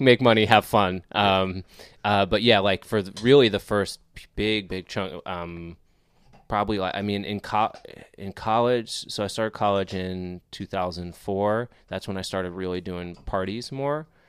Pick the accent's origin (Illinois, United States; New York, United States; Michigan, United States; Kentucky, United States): New York, United States; Scarsdale; I'm from New York, uh, born in, uh, New York City, and then grew up in the city, and then, uh, Westchester